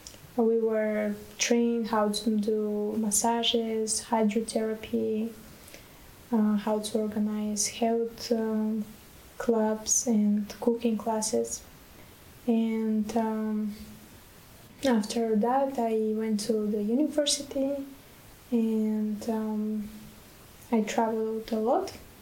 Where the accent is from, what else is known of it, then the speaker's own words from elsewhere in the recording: Bulgaria; Yes, I'm from Bulgaria.